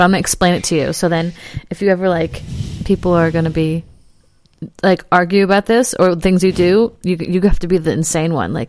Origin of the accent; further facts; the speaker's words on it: New Jersey, United States; moved away; I'm from New Jersey.